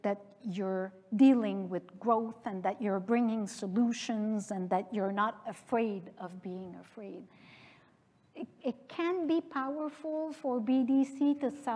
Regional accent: Canada; also born or lived in France

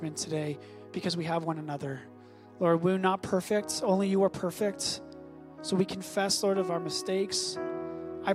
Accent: Canada; as a Canadian

